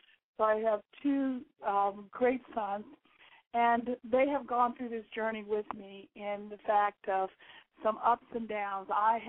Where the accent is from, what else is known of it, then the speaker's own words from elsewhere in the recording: Georgia, United States; I am a military brat, born and raised in Georgia, moved around.